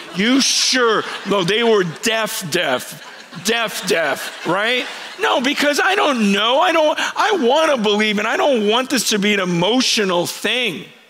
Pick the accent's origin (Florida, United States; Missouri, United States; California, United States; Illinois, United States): California, United States; Stockton; also born or lived in San Francisco, California; I grew up um, not far from here, spent most of my early years here